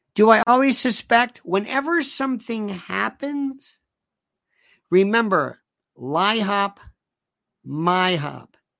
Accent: United States; I'm an American.

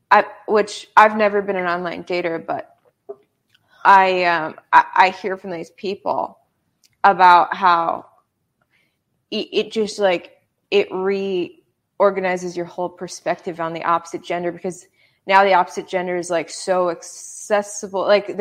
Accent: Minnesota, United States; I'm from Minnesota.

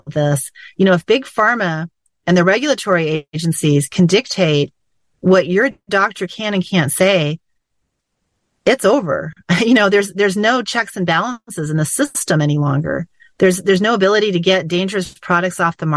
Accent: United States; I was born in America to parents who had fled from a system like this

